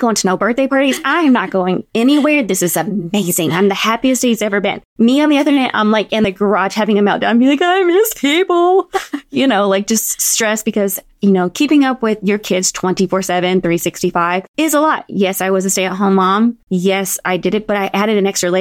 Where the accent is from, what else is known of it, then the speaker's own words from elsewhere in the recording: Kentucky, United States; moved away as an adult; also born or lived in Los Angeles, California / Lexington, Kentucky; We're from Kentucky. Our family lives here